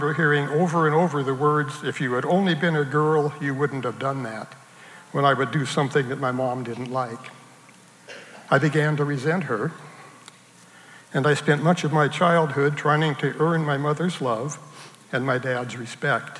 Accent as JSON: {"language": "English", "town": "Salem", "region": "Oregon", "country": "United States", "tie": "born or raised there", "also_born_or_lived": "Portland, Oregon", "said": "I grew up in Salem, Oregon."}